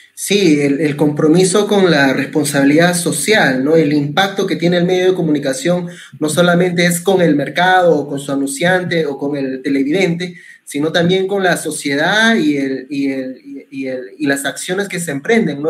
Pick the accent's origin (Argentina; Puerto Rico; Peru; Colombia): Peru; como peruanos resilientes que somos